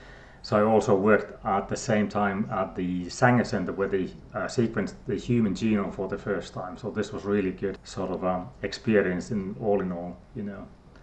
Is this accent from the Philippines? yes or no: no; Finland; born there; So I was born in Finland, and if you don't know the geography so well, that's in Europe and quite north as well, so we're used to snow and everything.